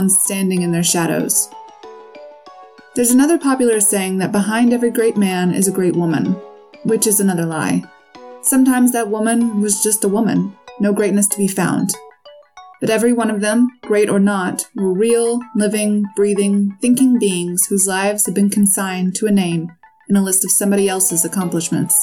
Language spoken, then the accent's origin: English; United States; I'm obviously American